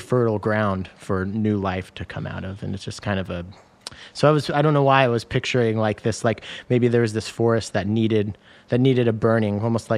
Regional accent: the Northwest, Pacific Northwest, United States; Growing up in the Northwest

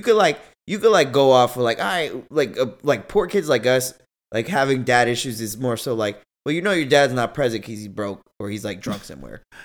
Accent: Massachusetts, United States; I was born in Massachusetts

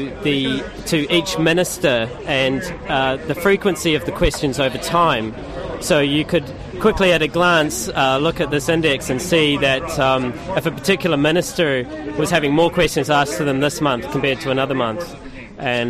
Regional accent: New Zealand; moved away as an adult; now in London, United Kingdom; my home country, New Zealand

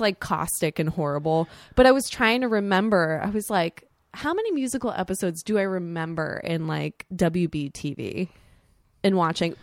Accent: Sarasota, Florida, United States; the big mall in my hometown

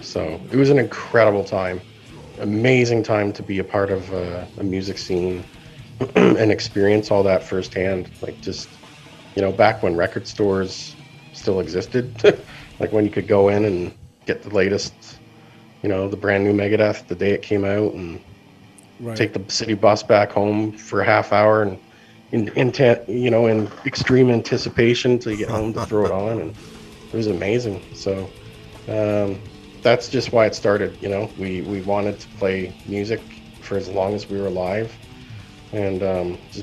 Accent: London, Ontario, Canada; Where I grew up in London, there was a couple boutique, you know, underground record shops

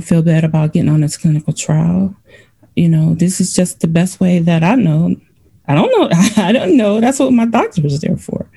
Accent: Cleveland, Ohio, United States; also born or lived in Virginia; now in Illinois, United States; I'm originally from Cleveland, Ohio

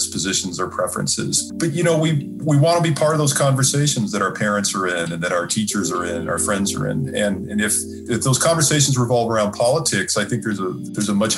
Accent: San Diego, California, United States; I was born and raised in San Diego

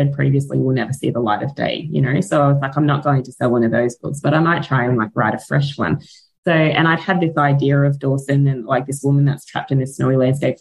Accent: Australia; accent: Australian; my Australian accent

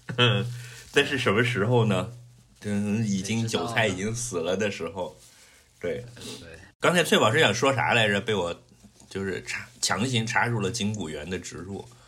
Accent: Guangdong, China; 我是广东人，不是深圳人

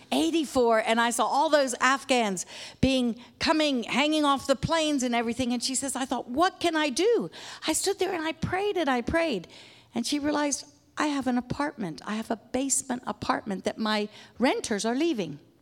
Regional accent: Papua New Guinea; moved away; We grew up in Papua New Guinea

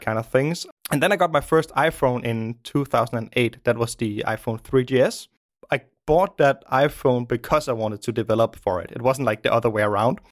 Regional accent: Denmark; also born or lived in Copenhagen; I live in Denmark, in the, in the suburbs of Denmark. I grew up in the suburbs, um, many years ago

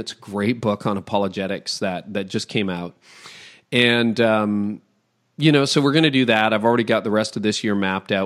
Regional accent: Toronto, Ontario, Canada; I'm from Toronto

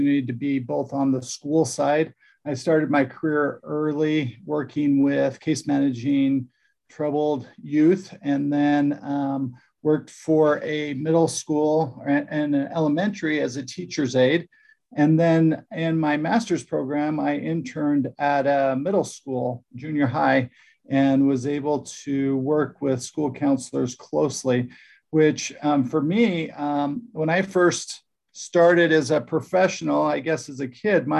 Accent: Utah, United States; moved away as an adult; also born or lived in Texas / New Jersey; I'm from Utah, did a lot of my professional career outside of Utah in Texas, Southern United States

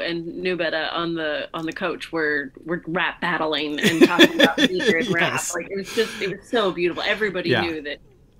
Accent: United States; now in United Kingdom; I'm American and I live in the UK

